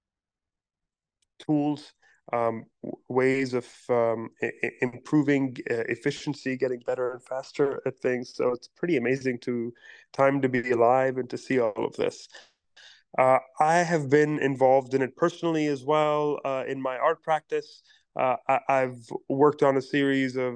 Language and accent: English; Pakistan; now in New York City, United States; I am a Pakistani-born, New York City-based artist